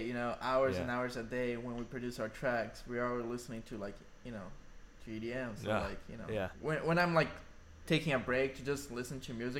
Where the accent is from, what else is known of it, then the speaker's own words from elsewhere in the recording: Orlando, Florida, United States; now in Los Angeles, United States; I'm from Orlando.